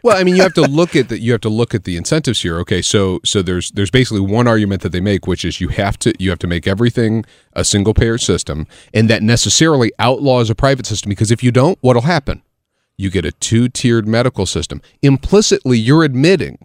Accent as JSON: {"language": "English", "region": "Illinois", "country": "United States", "tie": "born or raised there", "said": "I grew up in Illinois"}